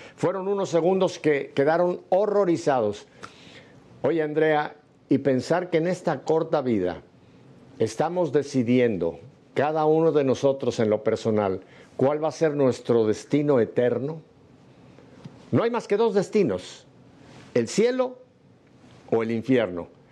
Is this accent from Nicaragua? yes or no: no; Mexico; México, en mi país